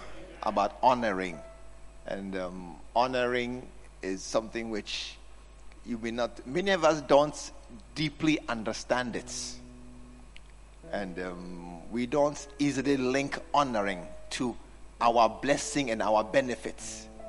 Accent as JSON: {"language": "English", "region": "New York", "country": "United States", "said": "I'm from New York."}